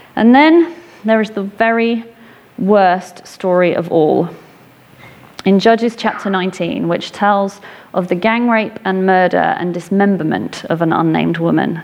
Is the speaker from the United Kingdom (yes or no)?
yes; England, United Kingdom; I grew up in England